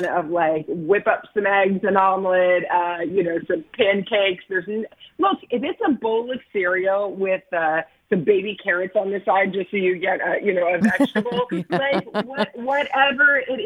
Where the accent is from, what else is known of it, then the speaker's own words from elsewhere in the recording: Kentucky, United States; I grew up in Kentucky and we had dinner 5 o'clock